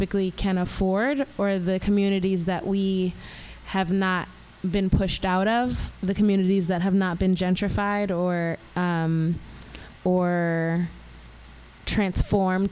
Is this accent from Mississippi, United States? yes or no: no; New York City, New York, United States; I grew up in Southside Jamaica, Queens